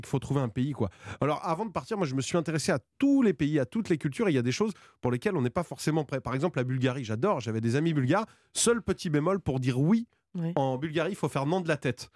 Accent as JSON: {"language": "French", "area": "Vendée", "region": "Pays de la Loire", "country": "France", "tie": "born or raised there", "moved": "yes", "lives_now": "Paris, France", "said": "j'ai grandi en Vendée, et après je suis venu à Paris"}